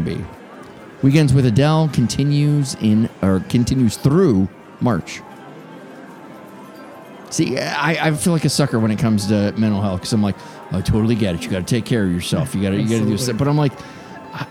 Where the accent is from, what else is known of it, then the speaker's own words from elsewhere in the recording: Las Vegas, Nevada, United States; I consider it my hometown